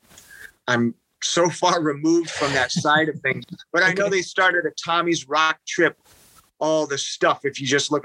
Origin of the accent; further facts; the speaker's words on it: Detroit, Michigan, United States; growing up in Detroit